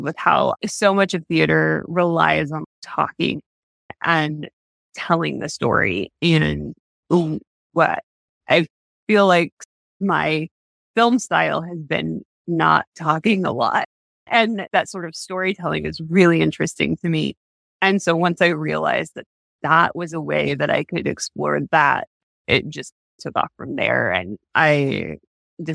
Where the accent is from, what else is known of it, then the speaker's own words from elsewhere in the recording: Southwest Missouri, United States; moved away; I'm originally from Missouri, Southwest Missouri.